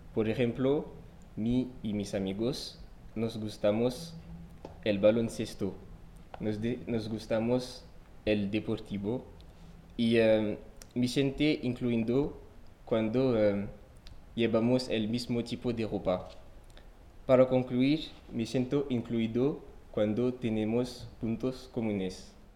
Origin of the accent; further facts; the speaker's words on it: French Guiana; Spanish is a second language; moved away; soy francés y no solo europeo, sino también eh, sudamericano porque nació en Guyana francesa